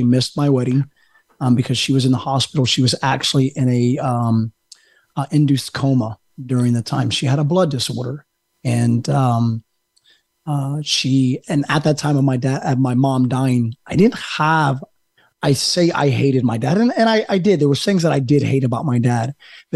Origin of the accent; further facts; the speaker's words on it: Jacksonville, North Carolina, United States; I was born in Jacksonville, North Carolina, right outside Marine Corps Base Camp Lejeune